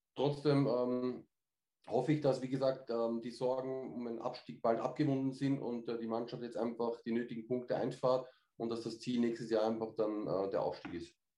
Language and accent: German; Austria; Bei uns in Österreich